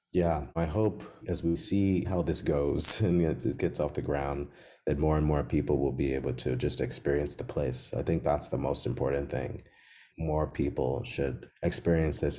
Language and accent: English; Chicago, Illinois, United States; when I grew up in Chicago